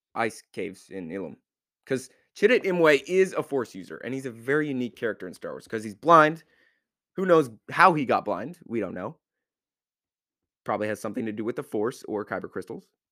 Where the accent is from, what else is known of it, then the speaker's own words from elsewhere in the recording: United States; I'm an American